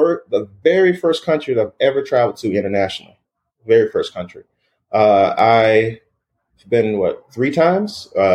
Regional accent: Atlanta, Georgia, United States; moved away as an adult; also born or lived in Los Angeles, United States; now in New York, United States; I'm from the United States. I'm originally from Atlanta, Georgia.

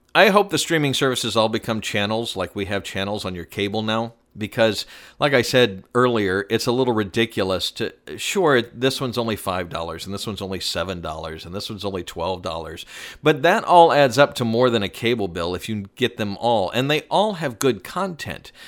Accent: Atlanta, Georgia, United States; I grew up in Atlanta.

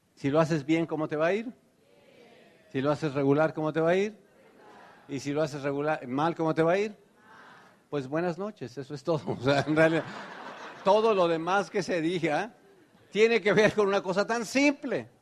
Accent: Tenancingo, Mexico; born or raised there; now in United States

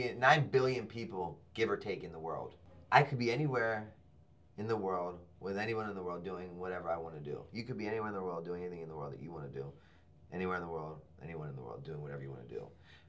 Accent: Baltimore, Maryland, United States; I'm a skater from Baltimore City

